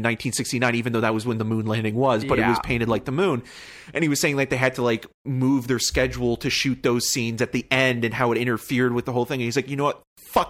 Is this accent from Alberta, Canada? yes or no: no; Toronto, Ontario, Canada; And I said, I'm from Toronto